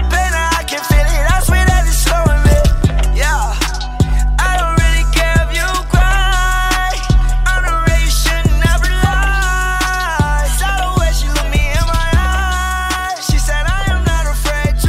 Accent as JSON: {"language": "English", "region": "Alaska", "country": "United States", "moved": "yes", "said": "I'm originally from Alaska"}